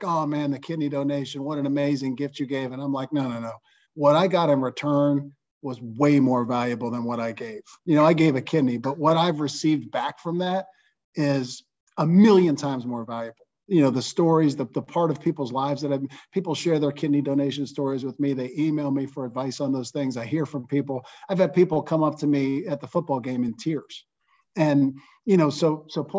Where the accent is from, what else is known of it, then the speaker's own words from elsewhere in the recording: Johnstown, Pennsylvania, United States; growing up in Johnstown, Pennsylvania, I had a great childhood